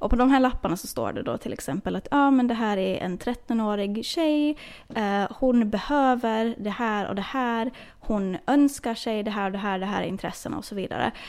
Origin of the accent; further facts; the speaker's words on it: Åland, Finland; jag vet att hemma på Åland så finns det väl också kanske någon så här julklapps